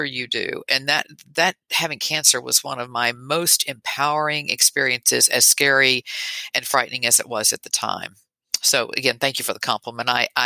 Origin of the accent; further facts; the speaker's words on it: Tennessee, United States; moved away as an adult; also born or lived in Texas; now in New York, United States; I grew up in Tennessee and spent my adult years in Texas, and then 3 years ago moved to New York.